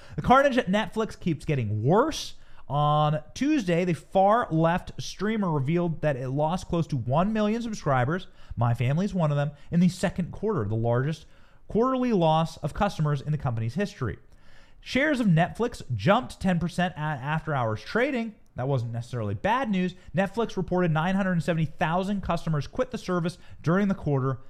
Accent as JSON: {"language": "English", "town": "Tampa", "region": "Florida", "country": "United States", "tie": "born or raised there", "said": "in Tampa, Florida, right here in my hometown."}